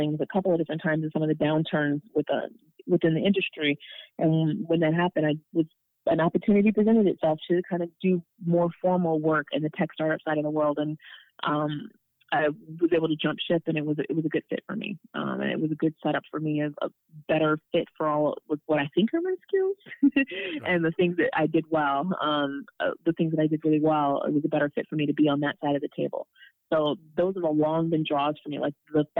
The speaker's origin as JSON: {"language": "English", "town": "Pontiac", "region": "Michigan", "country": "United States", "tie": "born or raised there", "also_born_or_lived": "California / Southfield, Michigan / Ann Arbor, Michigan", "said": "I was born in Pontiac, Michigan, which is about 30 minutes north of the city. I grew up and did elementary there and had a brief stint in California. And then I went to high school in Southfield"}